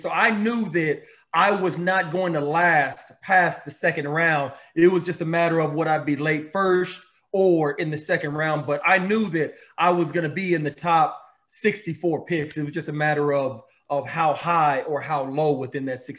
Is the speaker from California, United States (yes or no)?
no; Austin, Texas, United States; in Austin, Texas, my hometown